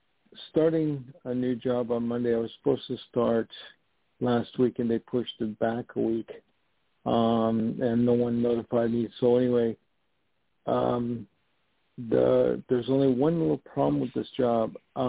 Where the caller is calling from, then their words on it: New York, United States; Hi, this is … calling from New York.